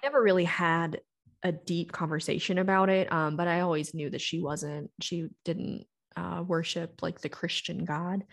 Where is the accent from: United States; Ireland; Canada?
United States; the South; now in Colorado, United States; I grew up in the South, so I've been to every kind of denomination, church, you can imagine